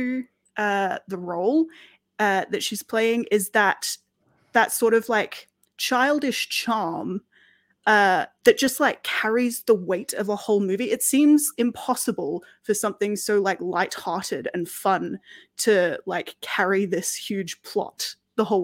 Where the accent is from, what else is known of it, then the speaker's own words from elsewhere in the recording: Australia; now in United Kingdom; as an Australian who has moved to Britain and, you know, considers herself pretty British as well